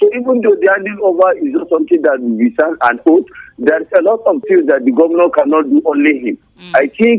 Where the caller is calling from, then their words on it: Nigeria; I'm calling from TGRT Junction.